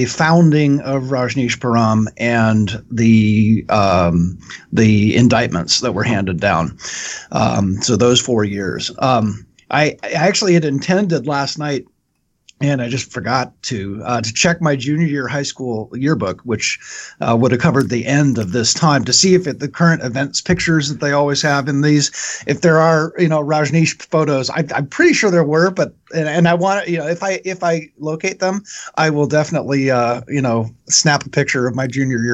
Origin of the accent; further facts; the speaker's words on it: Western Washington State, United States; I grew up in Western Washington State, about 4 hours north of 3 hours north of the Oregon border.